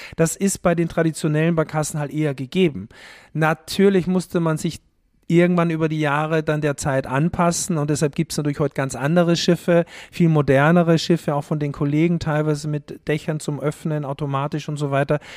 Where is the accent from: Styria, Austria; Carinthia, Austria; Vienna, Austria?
Styria, Austria; Haus im Ennstal; now in Hamburg, Germany; Ich bin halt aus der Steiermark, aus der Obersteiermark äh, tatsächlich. Haus im Enstal heißt der Ort, wo ich aufgewachsen bin